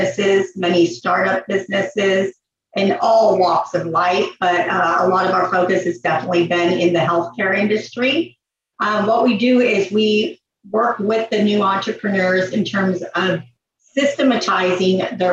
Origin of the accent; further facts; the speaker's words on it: Los Angeles, California, United States; I am from California, Van Nuys, California. So you can call me a true Valley girl, and, you know, grew up there right on Hollywood Boulevard.